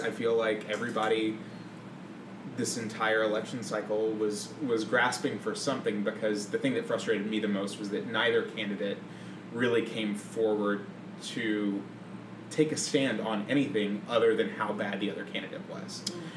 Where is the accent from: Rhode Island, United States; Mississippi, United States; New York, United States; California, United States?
Mississippi, United States; moved away; I grew up in Mississippi in a very conservative Christian family